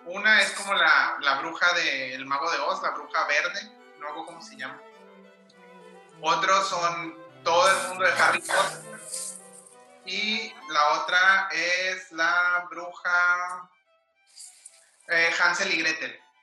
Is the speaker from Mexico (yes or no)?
yes; Mexico; siendo mexicano